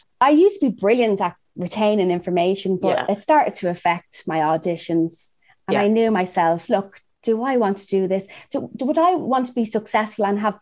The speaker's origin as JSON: {"language": "English", "country": "Ireland", "also_born_or_lived": "Los Angeles, United States", "moved": "as an adult", "said": "I'm from Ireland."}